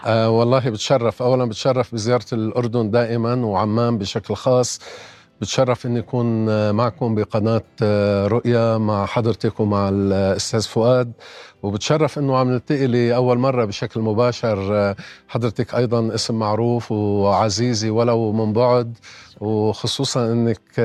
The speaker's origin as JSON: {"language": "Arabic", "country": "Lebanon", "said": "انا يعني بقدر ما بعتز اني لبناني"}